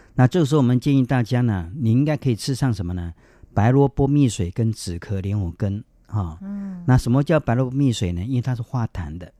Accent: Taiwan; 我们台湾话

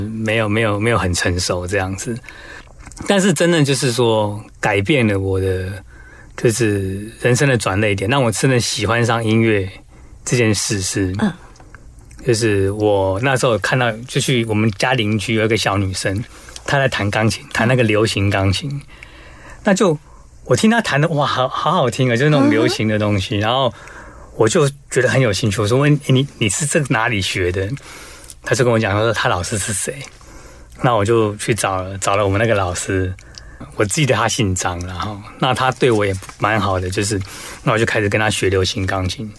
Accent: Taiwan; first language Taiwanese Hokkien; Chinese is a second language; 我的母语就是，就是台语嘛。那我从小都讲台语，当然去学校就讲国语，但是在家里都讲台语

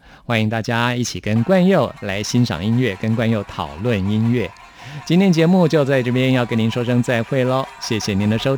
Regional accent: Taipei, Taiwan; 所以我我是真的在台北出生长大的。

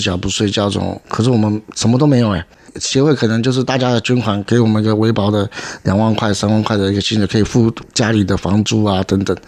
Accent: Beigang, Yunlin County, Taiwan; 因为我从小在北港乡下长大。

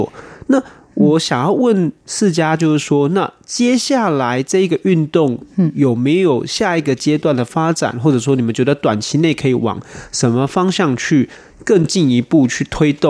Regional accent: Taiwan; 都有台湾社会我们台湾人的努力跟贡献哦

